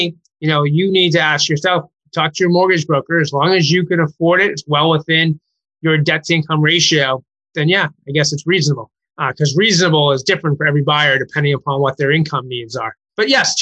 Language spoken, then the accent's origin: English; Maynard, Massachusetts, United States; now in Concord, United States; I live in Concord, but I grew up in Maynard, which is two towns over from Concord